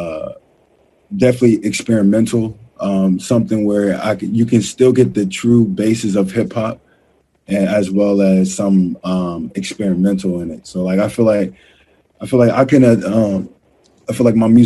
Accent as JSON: {"language": "English", "town": "Houston", "region": "Texas", "country": "United States", "also_born_or_lived": "New York", "said": "I'm from Houston, Texas"}